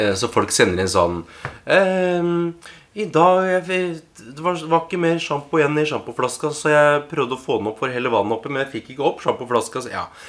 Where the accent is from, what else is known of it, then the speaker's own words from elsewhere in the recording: Oslo, Norway; jeg har vokst opp her i Oslo